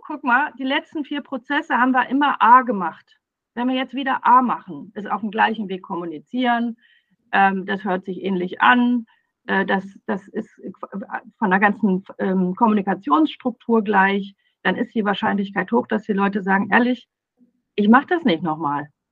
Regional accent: Ruhr area, North Rhine-Westphalia, Germany; ich komme aus dem Ruhrpott

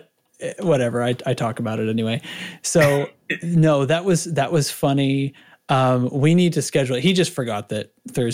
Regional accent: New England, seacoast of New Hampshire, United States; now in Cincinnati, United States; I grew up in New England near the seacoast of New Hampshire

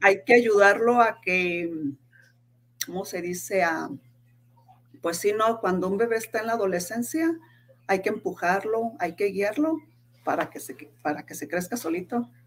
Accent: Guadalajara, Jalisco, Mexico; moved away as an adult; now in Salt Lake City, United States; soy de Guadalajara, Jalisco. Actualmente vivo aquí en Soleil City, Utah.

